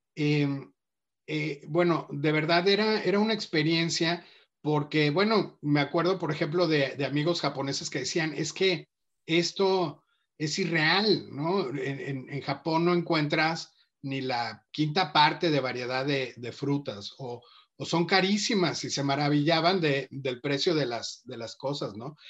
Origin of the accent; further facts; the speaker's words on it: Mexico; cómo somos los mexicanos